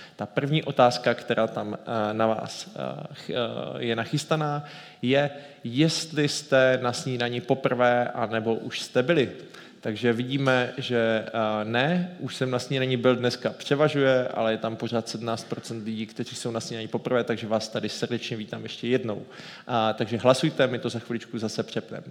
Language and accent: Czech; Ostrava, Moravian-Silesian Region, Czechia; jako Ostravák